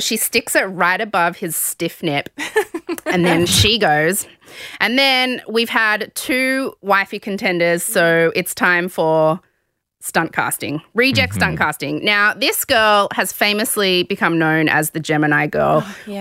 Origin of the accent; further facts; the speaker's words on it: Sydney, New South Wales, Australia; I grew up in the West.